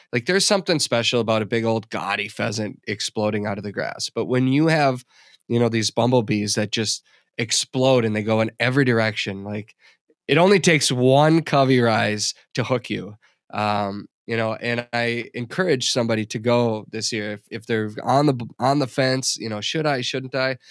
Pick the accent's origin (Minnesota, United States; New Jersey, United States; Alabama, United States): Minnesota, United States; my home state of Minnesota